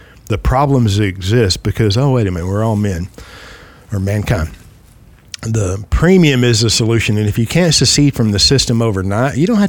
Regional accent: United States; I am an American. I love our country. I'm a patriot.

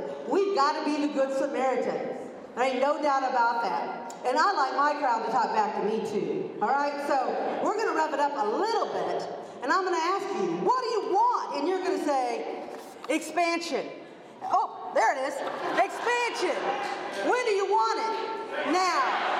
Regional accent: Kansas, United States; I'm from Southeast Kansas.

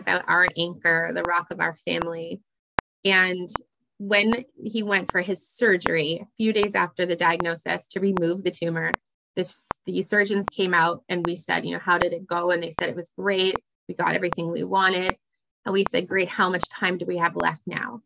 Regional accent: Canada; also born or lived in Ottawa; I'm Canadian

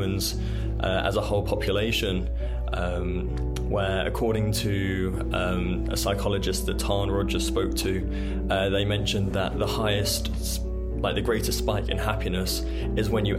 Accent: England, United Kingdom; moved away as an adult; I was recruited from England

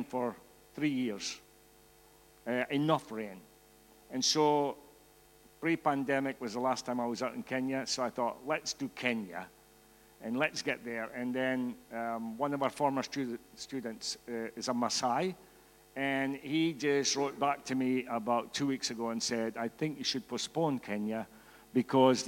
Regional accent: Scotland, United Kingdom; accent: Scottish; I'm Scottish, in case you didn't get the accent

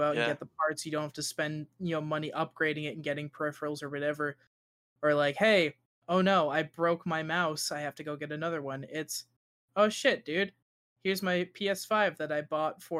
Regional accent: United States; I'm American

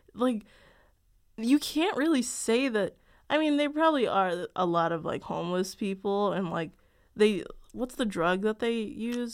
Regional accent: Chicago, Illinois, United States; I'm from Chicago

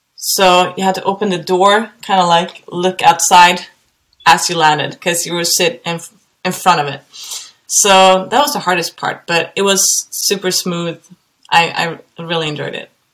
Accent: Gothenburg, Västra Götaland, Sweden; moved away; I'm from Gothenburg in Sweden.

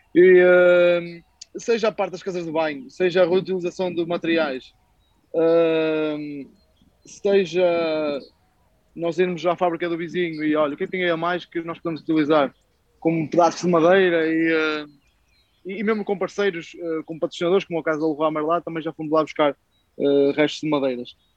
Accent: Braga, Norte, Portugal; nós somos de Braga, a verdade, somos de Braga

